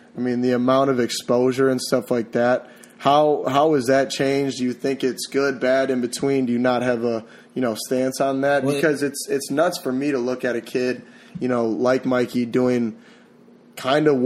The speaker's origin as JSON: {"language": "English", "region": "Wisconsin", "country": "United States", "tie": "born or raised there", "also_born_or_lived": "Seattle", "moved": "yes", "said": "I'm from Wisconsin, you know, born and raised, kind of. I went to Seattle for a little bit and some other places"}